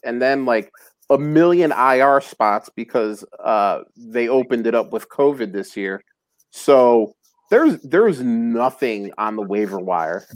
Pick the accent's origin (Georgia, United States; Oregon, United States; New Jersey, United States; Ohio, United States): New Jersey, United States; moved away; also born or lived in Philadelphia; I'm originally from from North Jersey